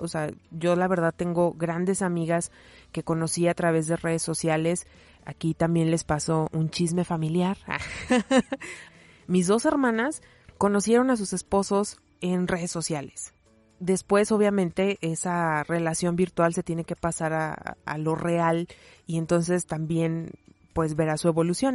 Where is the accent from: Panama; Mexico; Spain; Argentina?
Mexico; como mexicanos, como latinoamericanos, particularmente como mexicanos